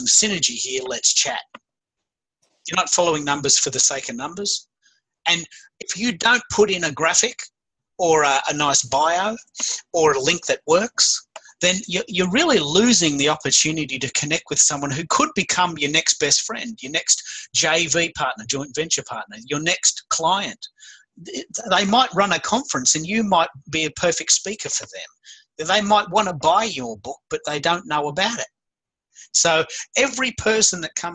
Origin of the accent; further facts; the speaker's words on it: Australia; I'm an Aussie